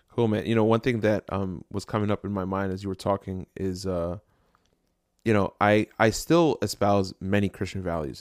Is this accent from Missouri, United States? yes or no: no; Jersey City, New Jersey, United States; I grew up in Jersey City